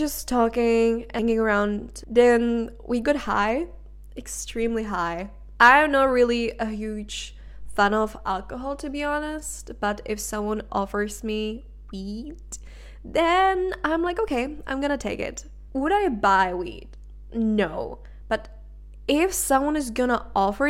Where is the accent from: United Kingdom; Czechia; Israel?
Czechia; first language Czech; English is a second language; moved away as an adult; now in Denmark; I was in my home country, which is the Czech Republic